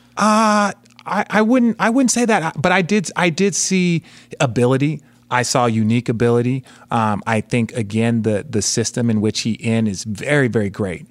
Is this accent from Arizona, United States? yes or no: yes; Phoenix, Arizona, United States; I grew up in Phoenix